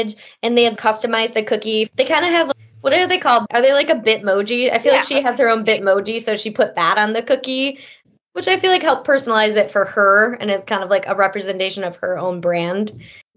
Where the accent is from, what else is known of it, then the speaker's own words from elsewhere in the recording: Detroit, Michigan, United States; We're from the Detroit area